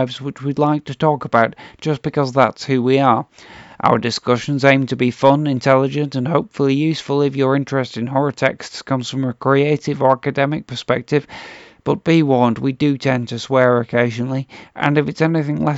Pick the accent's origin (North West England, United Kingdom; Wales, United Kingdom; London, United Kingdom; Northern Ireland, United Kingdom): North West England, United Kingdom; Oldham; I'm from Oldham